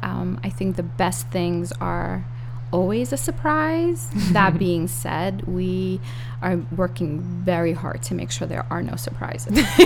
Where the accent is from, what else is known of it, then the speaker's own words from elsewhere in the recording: New York City, New York, United States; accent: Brooklyn; also born or lived in Russia; So, I was born in Russia, but I moved here when I was 7, and I've lived in Brooklyn ever since.